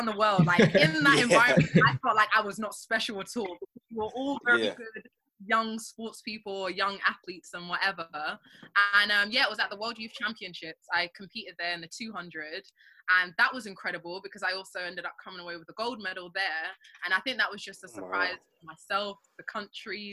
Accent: London, United Kingdom; I grew up in North London

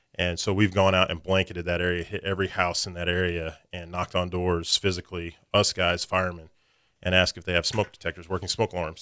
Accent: Springfield, Missouri, United States; I was born and raised in Springfield, Missouri, went to school there, high school, college, went to Missouri State

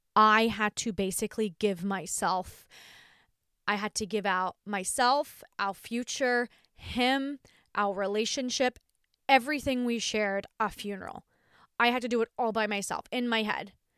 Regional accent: Australia; I'm Australian

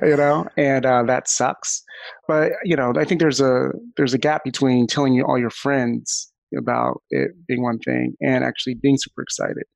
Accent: Florida, United States; I'm from Florida

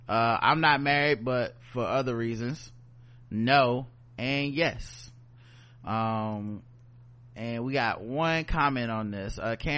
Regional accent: Brooklyn, New York, United States; Also, I love shrooms and I am a Latina from Brooklyn.

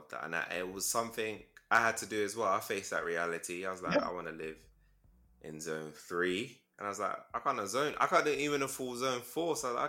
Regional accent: London, United Kingdom; so I'm from London

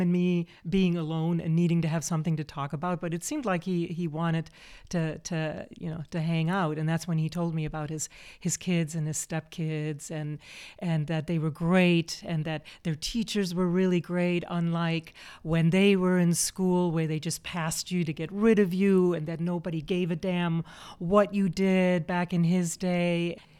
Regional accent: Chicago, Illinois, United States; we're both from Chicago

